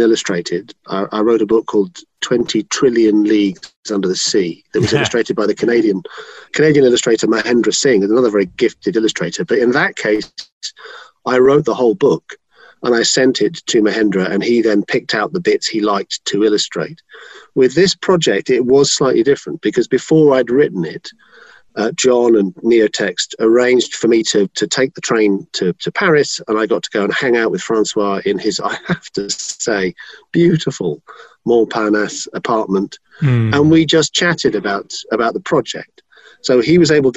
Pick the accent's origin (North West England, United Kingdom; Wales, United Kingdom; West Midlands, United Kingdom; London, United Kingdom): London, United Kingdom; I grew up in London.